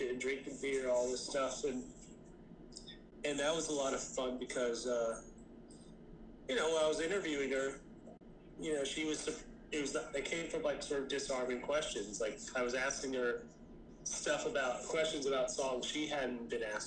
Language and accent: English; Jacksonville, Florida, United States; I'm calling from Jacksonville